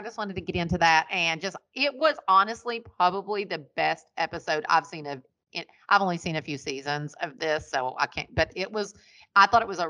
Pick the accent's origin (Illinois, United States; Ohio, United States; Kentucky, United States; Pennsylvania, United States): Kentucky, United States; Ashland; now in California, United States; I grew up in Ashland, which isn't, that's 22,000 people when I lived there.